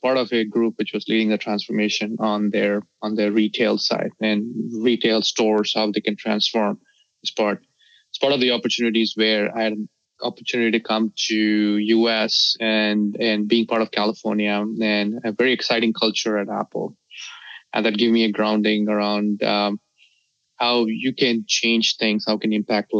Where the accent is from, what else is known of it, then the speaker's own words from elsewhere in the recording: Delhi, India; also born or lived in South India; I was born in the south of India and I grew up in Delhi.